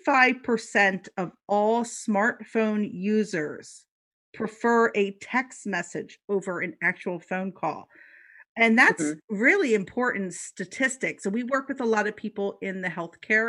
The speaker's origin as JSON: {"language": "English", "town": "Philadelphia", "region": "Pennsylvania", "country": "United States", "said": "I said hoagie because I'm from Philly."}